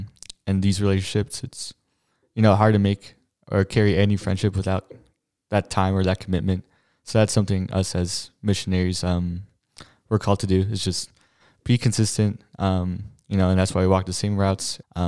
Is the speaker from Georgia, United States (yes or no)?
no; New Jersey, United States; I'm also a second-year missionary with Grace, and I'm from New Jersey.